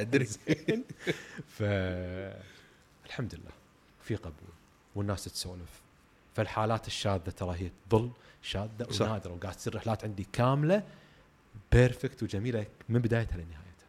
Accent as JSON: {"language": "Arabic", "country": "Kuwait", "said": "احنا ككويتيين او خليجيين"}